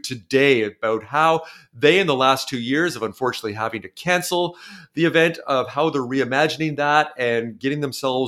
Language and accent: English; Brampton, Ontario, Canada; I grew up in Brampton, so suburban Toronto